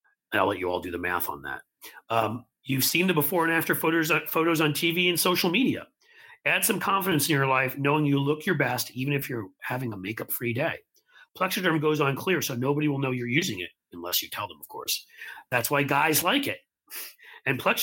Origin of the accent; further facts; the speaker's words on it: New York, United States; also born or lived in France; I'm this English speaking guy growing up in New York